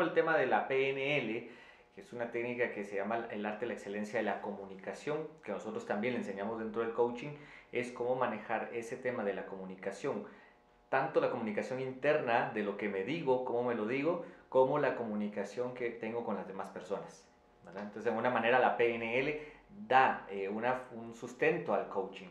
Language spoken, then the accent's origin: Spanish; Quetzaltenango, Guatemala; en la ciudad donde yo, de donde yo vengo, en Quetzaltenango, en Guatemala, que es la segunda ciudad